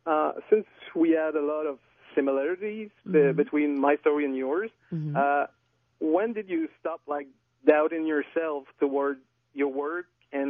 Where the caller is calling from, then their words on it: Quebec, Canada; accent: little accent; first language French; English is a second language; Well, I'm calling from Quebec, in fact.